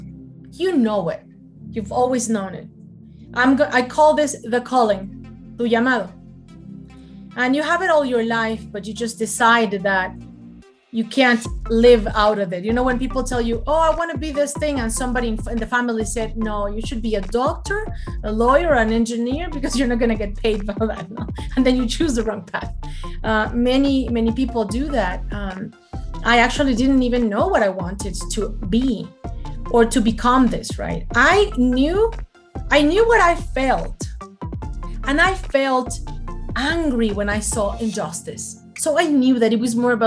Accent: Mexico City, Mexico; moved away as an adult; now in United States; I am born and raised in Mexico City. So for all of you fellow Mexicans, mucho gusto. And I've been in the United States for 18 years now.

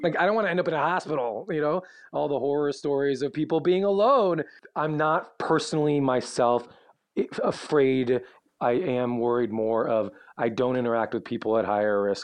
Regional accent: Chicago, Illinois, United States; now in Los Angeles, United States; I'm from Chicago, my family's all in the Midwest area.

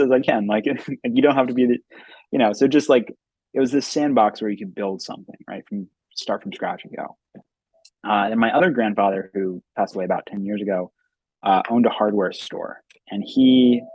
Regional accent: Philadelphia, Pennsylvania, United States; moved away as an adult; now in Boston, United States; I was born in West Philadelphia. But yeah, I'm from Philadelphia. You know, I grew up in the city

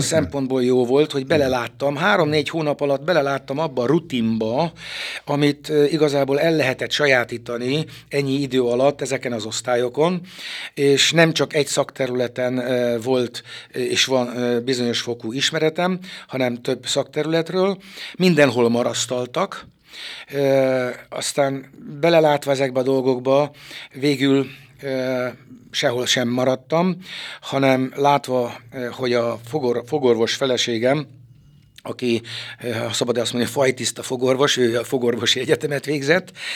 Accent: Szekszárd, Tolna, Hungary; also born or lived in Harkány; Ide helyezték édesapámat a templom tövében, a szexárdi parókián, Kálvin téren volt, nőttem fel, ifjúságomat itt töltöttem

